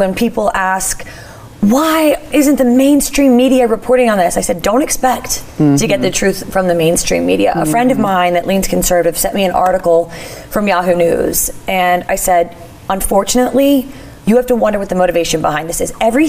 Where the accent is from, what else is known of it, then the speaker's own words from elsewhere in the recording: Philadelphia, Pennsylvania, United States; my hometown of Philadelphia